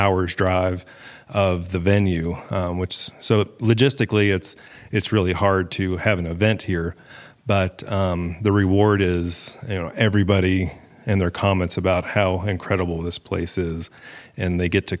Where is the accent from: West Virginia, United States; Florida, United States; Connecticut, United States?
West Virginia, United States; I grew up in West Virginia